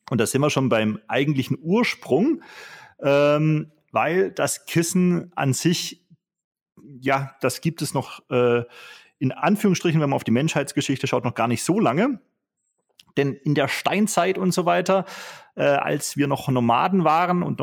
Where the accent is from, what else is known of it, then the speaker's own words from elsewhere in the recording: Vorarlberg, Austria; Ich bin ein schwäbischer Vorarlberger.